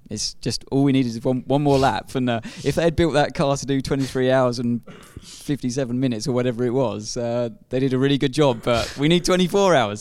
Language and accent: English; United Kingdom; being a Brit myself